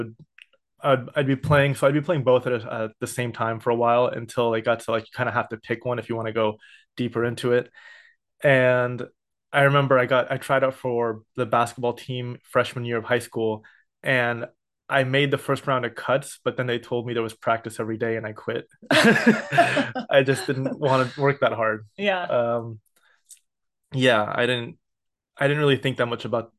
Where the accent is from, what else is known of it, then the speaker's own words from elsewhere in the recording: San Ramon, California, United States; also born or lived in Santa Barbara, California / Oakland, California / Berkeley, California; I was a first generation born in San Ramon in the East Bay. So I grew up there until I went to Santa Barbara